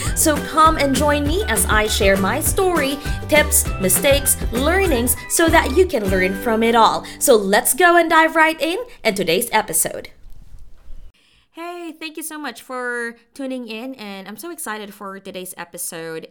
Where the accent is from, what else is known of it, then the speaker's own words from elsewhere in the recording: Philippines; now in United States; born and raised in the Philippines